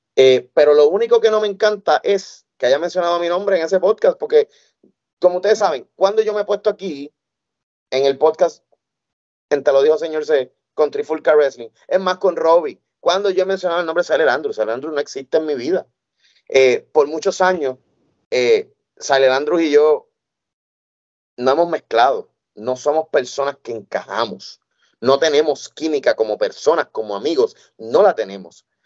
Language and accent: Spanish; Puerto Rico; moved away; mi tierra, a Puerto Rico